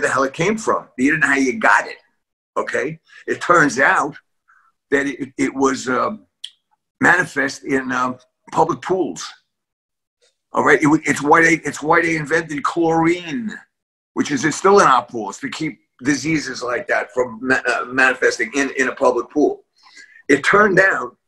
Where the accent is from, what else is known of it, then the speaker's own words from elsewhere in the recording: New York City, New York, United States; I was born and raised in a tenement building in East Harlem